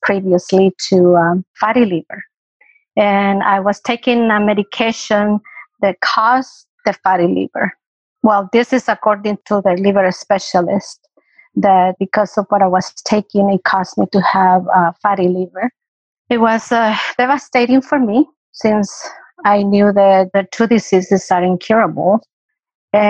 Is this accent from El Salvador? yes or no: yes; El Salvador; moved away as an adult; am native from El Salvador, and I came here in 1978.